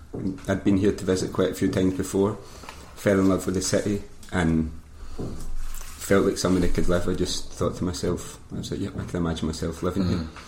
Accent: Glasgow, Scotland, United Kingdom; moved away as an adult; now in Barcelona, Spain; I'm from Glasgow originally, but I've been living out in Barcelona since 2012, so 7 years already.

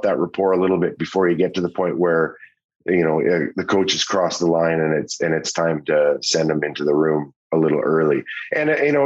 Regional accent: Saskatoon, Saskatchewan, Canada; Todd McClellan, whom and I grew up together in Saskatoon.

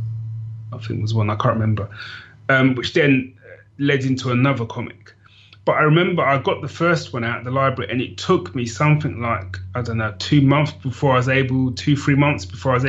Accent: London, United Kingdom; as a sort of young kid growing up in London

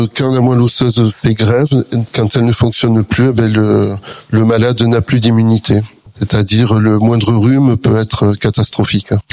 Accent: Perpignan, Occitania, France; je suis originaire de Perpignan

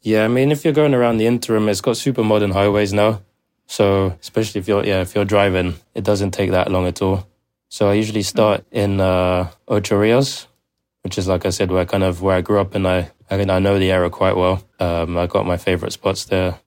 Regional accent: London, United Kingdom; I grew up in Zone two, London

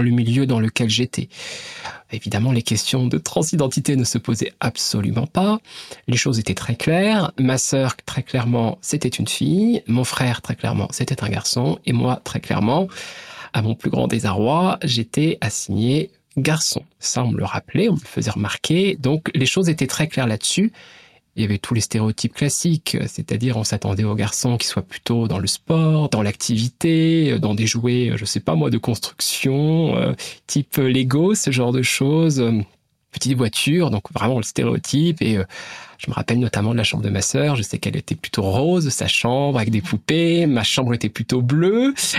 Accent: Brittany, France; Ma famille, je la situerai en tout cas dans mon enfance plutôt classe moyenne, quelque part euh, en Bretagne

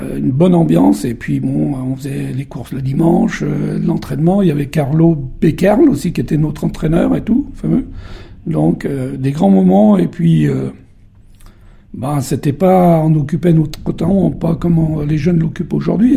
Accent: Beaufort, Auvergne-Rhône-Alpes, France; je suis né il y a quelques années à Beaufort, au coin de la cheminée, et je suis le numéro 7 d'une fratrie de 11. Après... Euh, être passé par le, collège de Beaufort

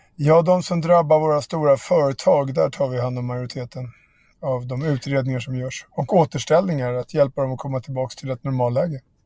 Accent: Barkaby, Stockholm County, Sweden; mina kompisar i Barkaby där jag växte upp

